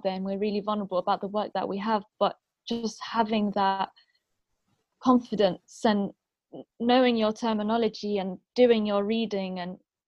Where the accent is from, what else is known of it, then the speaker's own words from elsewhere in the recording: London, United Kingdom; first language Arabic; My parents were born in Syria, and they came, and then I was born in London.